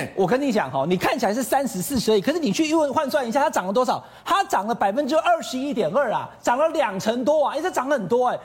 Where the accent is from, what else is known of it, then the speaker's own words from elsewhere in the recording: Taiwan; 我们台湾人